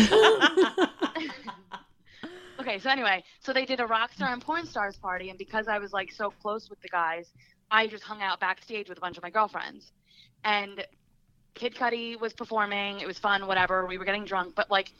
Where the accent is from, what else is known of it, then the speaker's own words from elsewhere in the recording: New Jersey, United States; accent: Jersey; He hears my Jersey accent.